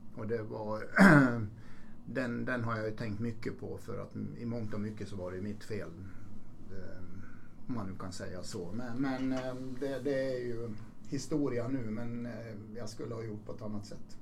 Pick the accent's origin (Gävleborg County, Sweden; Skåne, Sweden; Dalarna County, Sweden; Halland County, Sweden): Dalarna County, Sweden; Borlänge; Jag växte ju upp i, jag är född i Borlänge, jag växte upp mm. i, i Borlänge